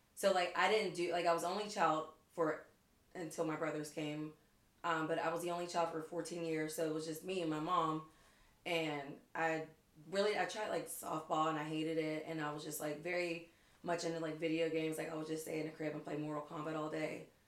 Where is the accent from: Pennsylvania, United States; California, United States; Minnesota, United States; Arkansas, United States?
Pennsylvania, United States; McKeesport; I am from McKeesport